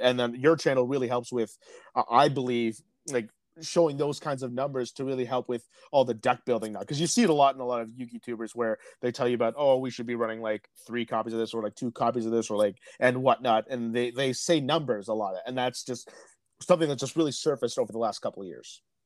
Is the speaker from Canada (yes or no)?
yes; Peterborough, Ontario, Canada; my hometown of Peterborough